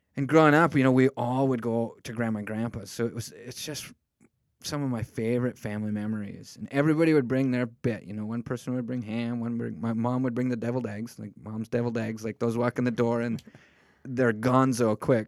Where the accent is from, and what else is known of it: United States